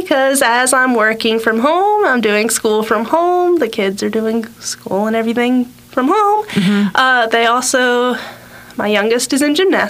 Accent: Carrollton, Georgia, United States; also born or lived in Villa Rica, Georgia; I was born and raised in Carrollton/Carroll County, moved around a bit.

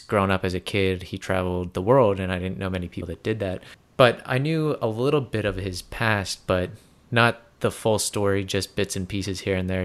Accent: Pennsylvania, United States; coming back to my home state of Pennsylvania

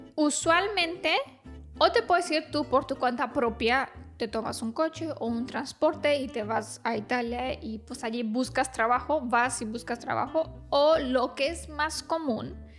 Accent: Romania

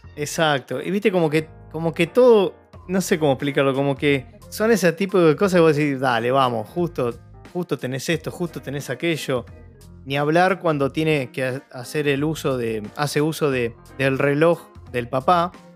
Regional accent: Argentina; nosotros que somos argentinos

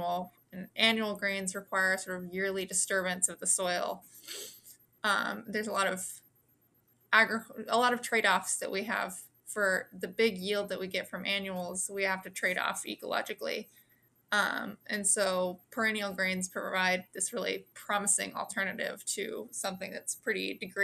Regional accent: Kansas, United States; I grew up here in Kansas, so I was surrounded by a very different type of farming throughout my childhood

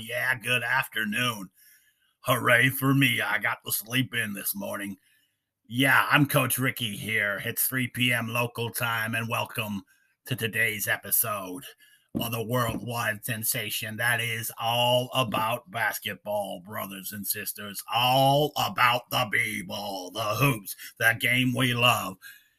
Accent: Connecticut, United States; Yeah, I'm from Connecticut, brother, but I love the New Jersey Nets.

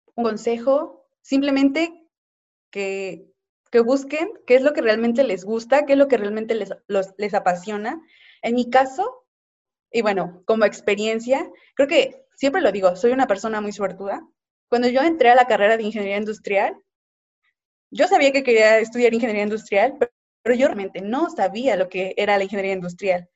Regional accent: Mexico; Como mexicanos somos muy buenos

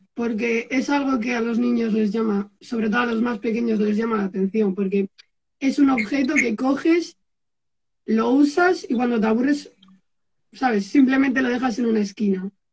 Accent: Erandio, Basque Country, Spain; Yo soy de Erandio, que es un pueblo que está un poquito antes de Bilbao.

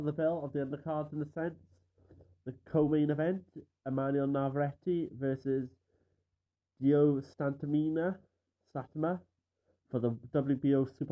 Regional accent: Caerphilly, Wales, United Kingdom; I'm from Caerphilly, Wales

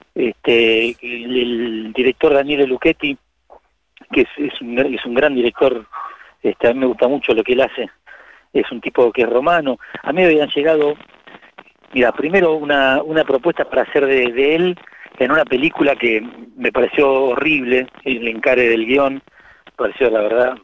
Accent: Buenos Aires, Argentina; nací en el Bajo Belgrano

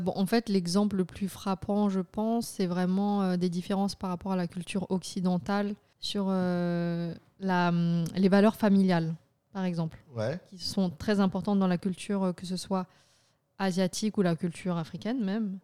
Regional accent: France; Je suis française

